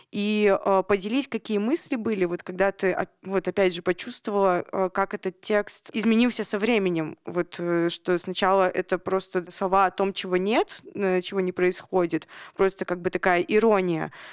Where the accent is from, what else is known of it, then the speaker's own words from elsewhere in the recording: Nizhny Tagil, Sverdlovsk Oblast, Russia; Я тоже из Нижнего Тагила